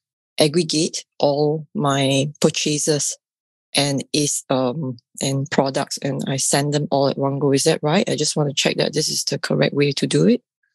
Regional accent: Singapore; I'm from Singapore.

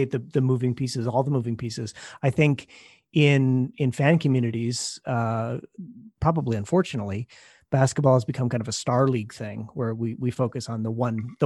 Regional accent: Southern Ontario, Canada; I grew up in Southern Ontario as well

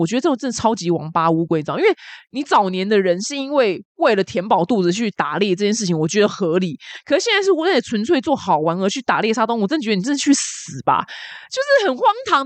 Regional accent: Taiwan; 然后我们台湾人中乐透得奖的就是，然后就死都不会出来讲是谁中乐透

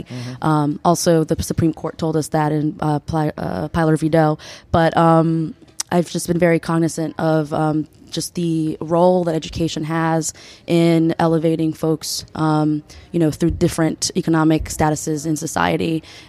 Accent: United States; English is a second language; So I am a Peruvian American. I was born and raised in the United States, went through the public school system, was an ESOL student during elementary school

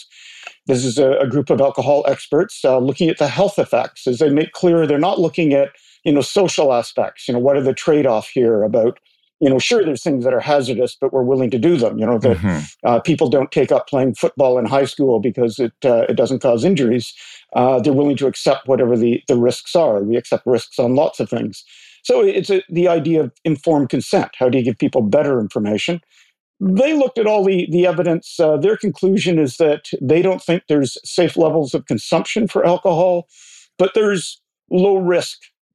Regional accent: Port Hope, Ontario, Canada; I'm sitting here in my hometown of Port Hope

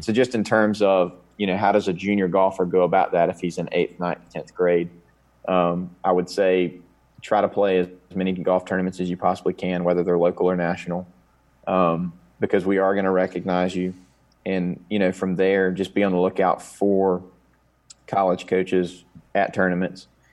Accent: Conover, North Carolina, United States; I grew up in Coon River, North Carolina

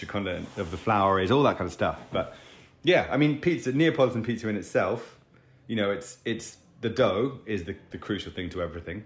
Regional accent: England, United Kingdom; we're two Muppets from England

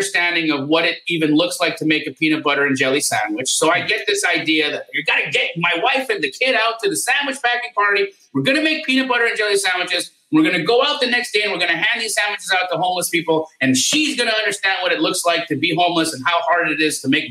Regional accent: Calgary, Alberta, Canada; moved away as an adult; also born or lived in Los Angeles, California, United States; now in United States; I was born in Los Angeles, but at the age of 8, my family moved us to Canada

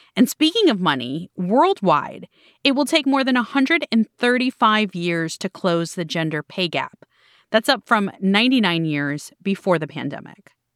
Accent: Miami, Florida, United States; someone has asked me, "Where are you from?" And when I say Miami

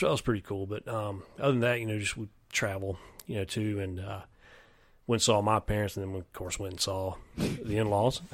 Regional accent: near Clemson, South Carolina, United States; I grew up near Clemson

